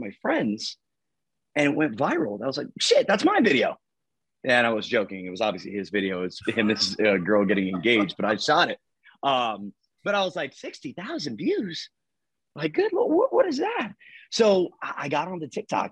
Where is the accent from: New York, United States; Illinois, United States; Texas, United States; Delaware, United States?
Delaware, United States; I'm from Delaware and we have a team and brokerage out of Milford.